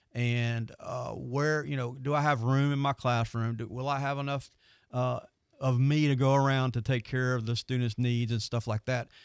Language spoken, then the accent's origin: English; Pensacola, Florida, United States; I am from Pensacola